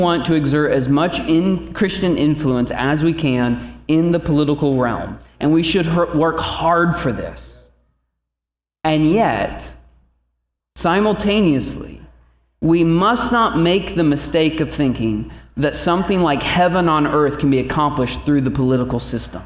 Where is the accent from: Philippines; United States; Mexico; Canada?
United States; Indiana; now in Northeast Ohio, United States; We're from Indiana, so we were going back to God's country